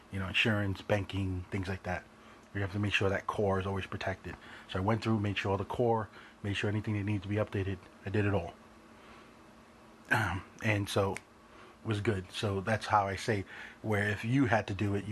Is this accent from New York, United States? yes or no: yes; New York City, New York, United States; growing up in New York, you have that New York mentality